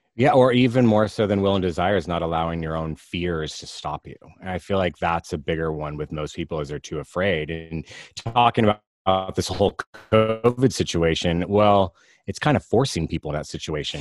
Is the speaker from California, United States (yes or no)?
yes; Alameda, California, United States; also born or lived in Walnut Creek, California; I live in Alameda, California. I actually grew up here. I was born in Walnut Creek, but grew up in Alameda.